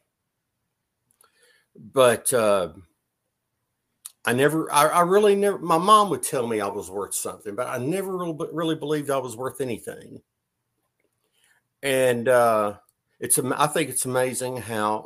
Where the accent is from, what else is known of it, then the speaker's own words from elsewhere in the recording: Griffin, Georgia, United States; I'm actually from Griffin, Georgia, where Joe Scarpa lived.